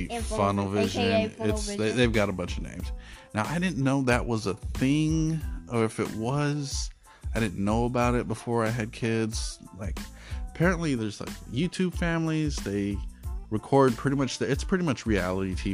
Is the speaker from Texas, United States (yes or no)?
yes; South Texas, United States; moved away as an adult; now in North Texas, United States; We are in North Texas, but I am from South Texas